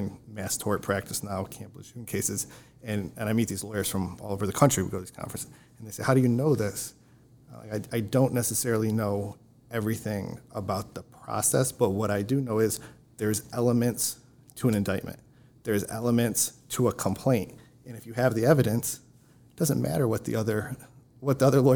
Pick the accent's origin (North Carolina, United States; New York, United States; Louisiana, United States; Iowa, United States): New York, United States; Wayne County; I grew up in Wayne County